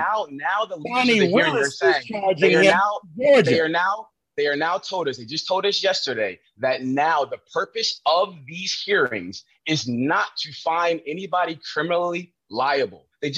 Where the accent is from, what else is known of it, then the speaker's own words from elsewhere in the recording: New Jersey, United States; also born or lived in New York; I come from New Jersey. I come from New York.